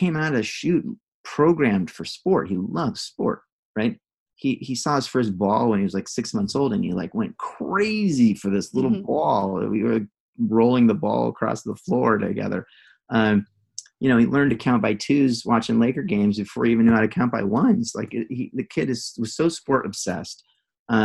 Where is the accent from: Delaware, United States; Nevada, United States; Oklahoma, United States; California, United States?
California, United States; Santa Barbara; I grew up in Santa Barbara